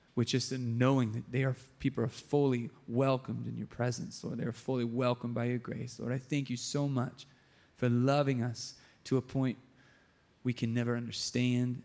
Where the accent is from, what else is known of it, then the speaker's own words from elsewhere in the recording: San Diego, California, United States; my hometown in San Diego